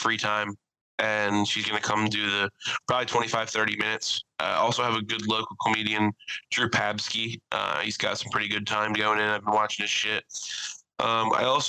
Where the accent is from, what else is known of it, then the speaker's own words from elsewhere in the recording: Philadelphia, Pennsylvania, United States; I'm from North Philadelphia.